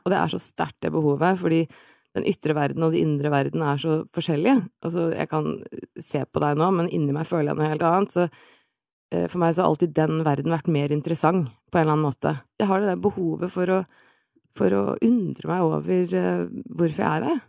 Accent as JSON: {"language": "Norwegian", "region": "Oslo", "country": "Norway", "said": "35, fra Oslo."}